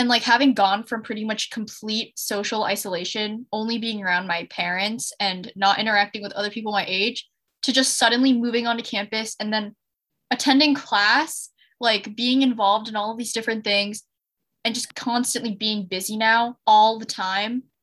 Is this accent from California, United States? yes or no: no; Ann Arbor, Michigan, United States; my high school is like 10 minutes away. And I'm also from Michigan.